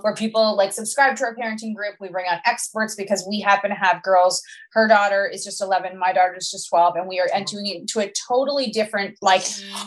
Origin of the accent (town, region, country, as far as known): Canada